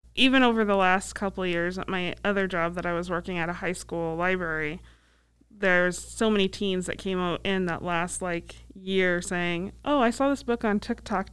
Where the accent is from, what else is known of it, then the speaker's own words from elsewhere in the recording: Iowa, United States; moved away; also born or lived in Council Bluffs, Iowa; Edge of my home state